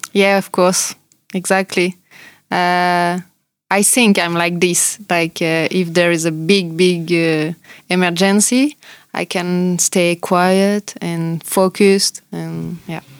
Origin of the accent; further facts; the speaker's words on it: France; accent: French; English is a second language; moved away; also born or lived in New Zealand; we are French